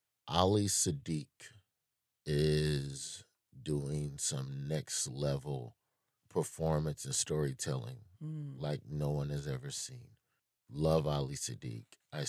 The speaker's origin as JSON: {"language": "English", "region": "Southern United States", "country": "United States", "lives_now": "New York, United States", "said": "It's weird. I'm still a Southerner."}